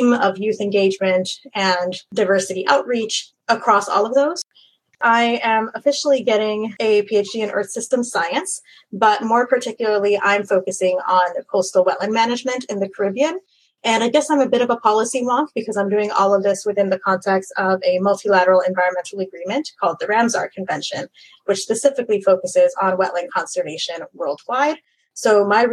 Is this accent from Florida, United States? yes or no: yes; Central Florida, United States; also born or lived in Mayagüez, Puerto Rico; now in Miami, United States; I grew up in Central Florida, actually, after moving here from Puerto Rico when I was very young